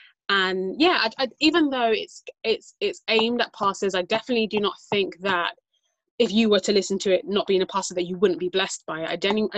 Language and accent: English; Barbados; moved away; also born or lived in United Kingdom; I'm born here, but I went to school and all my best friends, my family from Barbados. So if anyone were to ask me, like, where are you from? I'd definitely say Barbados, even though I'm British.